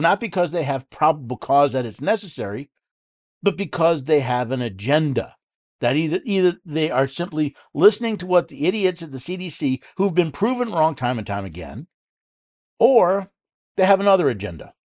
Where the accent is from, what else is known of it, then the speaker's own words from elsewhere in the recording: New York City, New York, United States; now in Tennessee, United States; I was born in New York City